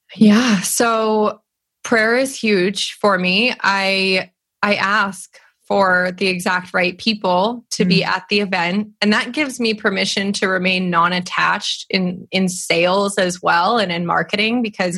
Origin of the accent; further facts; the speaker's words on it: California, United States; I grew up in California